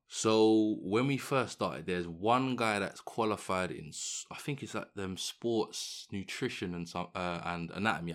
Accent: London, United Kingdom; I'm obviously from London

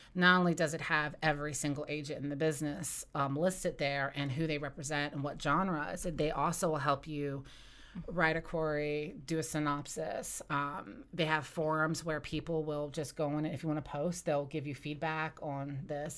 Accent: West Virginia, United States; I grew up in West Virginia and I've lived there, um, you know, my entire life

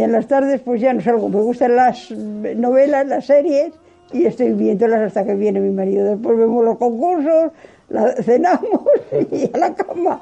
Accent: Gallegos de Argañán, Castile and León, Spain; also born or lived in Ciudad Rodrigo; Nací en Gallegos. A los 12 años me fui a servir a Ciudad Rodrigo

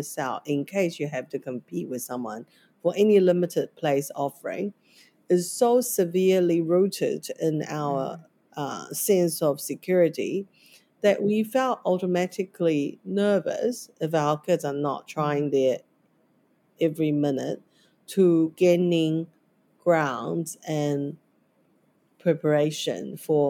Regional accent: Taiwan; now in New Zealand; growing up in Taiwan education system

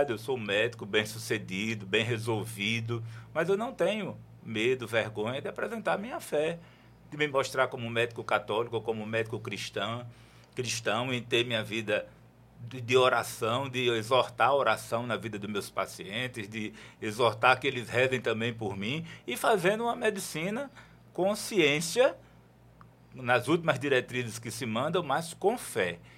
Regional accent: Natal, Rio Grande do Norte, Brazil; Sou de Natal

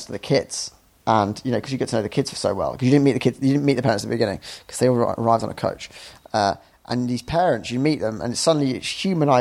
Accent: United Kingdom; also born or lived in Edinburgh; we're British

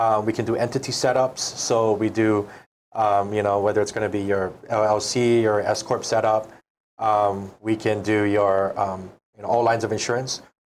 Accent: the Big Island, Hawaii, United States; I'm from the Big Island originally.

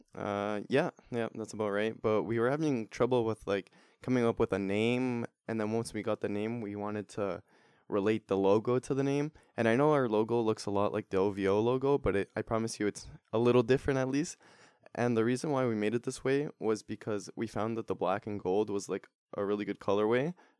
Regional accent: Toronto, Ontario, Canada; we're also from Toronto

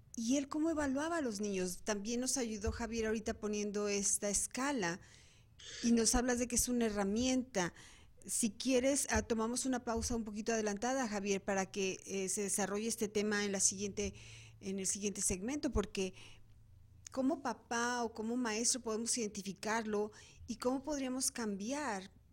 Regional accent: Guadalajara, Jalisco, Mexico; moved away as an adult; now in Arizona, United States; estuve como 15 años en México, en la ciudad de Guadalajara, de donde soy originaria

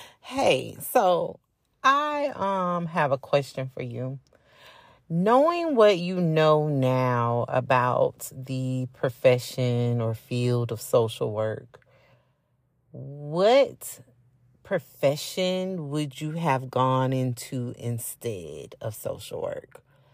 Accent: Florida, United States; growing up in the city that I grew up in South Florida, Palm Beach County to be exact, 561 area code.

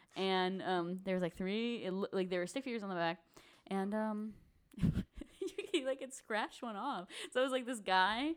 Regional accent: St. Louis, Missouri, United States; we're from Saint Louis.

